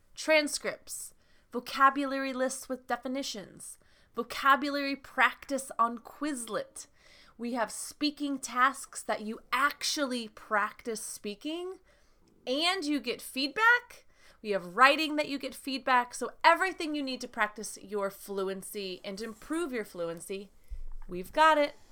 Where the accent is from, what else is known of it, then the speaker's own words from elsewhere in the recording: United States; I am from the United States